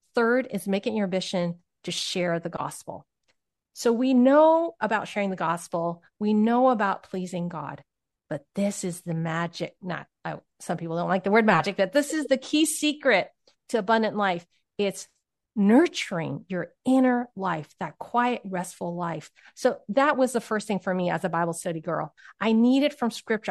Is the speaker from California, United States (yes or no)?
yes; Silicon Valley, California, United States; I grew up in Silicon Valley